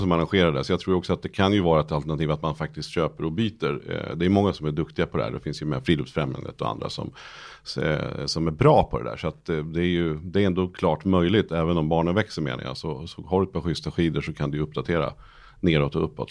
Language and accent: Swedish; Nyköping, Södermanland, Sweden; Nyköping där jag kommer ifrån